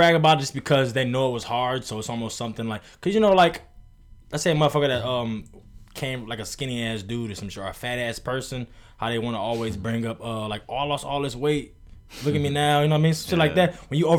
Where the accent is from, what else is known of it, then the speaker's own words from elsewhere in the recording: Cleveland, Ohio, United States; I'm from Cleveland